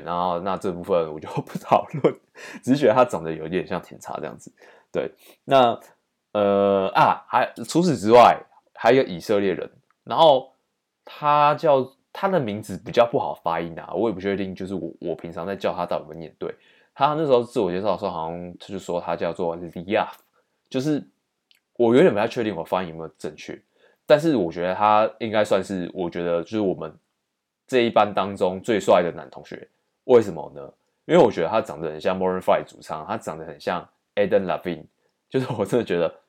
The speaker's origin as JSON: {"language": "Chinese", "country": "Taiwan", "said": "他就一直来找我们台湾人"}